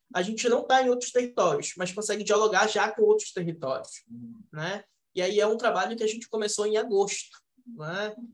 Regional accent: Belém, Pará, Brazil; a gente é da Cabanagem, a gente é do lado oposto da cidade

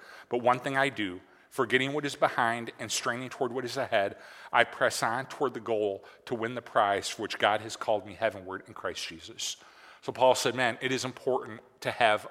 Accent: Michigan, United States; growing up in Michigan

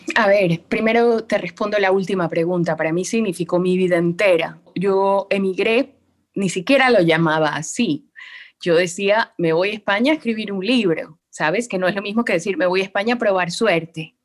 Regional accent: Guayaquil, Guayas, Ecuador; moved away as an adult; also born or lived in Argentina / Madrid, Spain / Mexico City, Mexico / Quito; Estuve primero en Quito y ahora estoy en Guayaquil, que es de donde soy

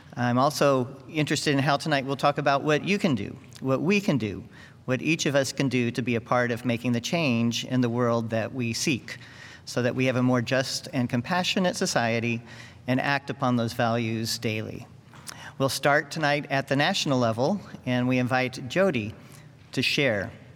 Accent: Houston, Texas, United States; As a Houstonian and as a Texan

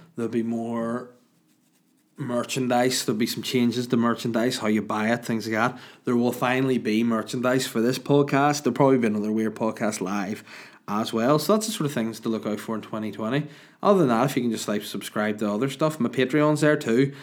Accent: Ireland; I'm the Irish

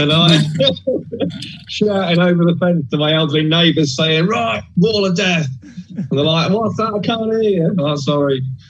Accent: Boston, East Midlands, United Kingdom; we are from Boston

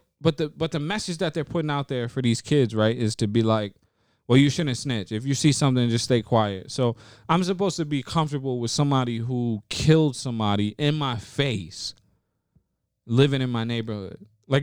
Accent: Baltimore, Maryland, United States; I grew up in Baltimore, Maryland.

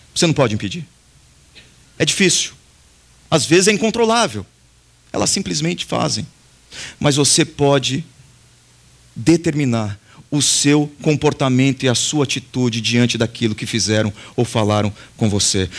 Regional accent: Brazil; nós fazemos parte desse povo, nós somos brasileiros

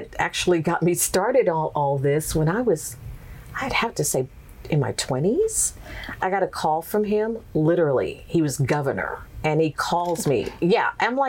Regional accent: Texas, United States; accent: Texas twang; And so, yeah, I didn't quite have the Texas twang.

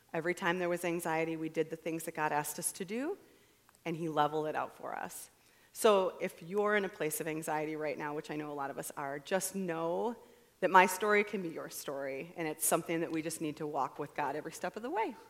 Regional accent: United States; I'm an American

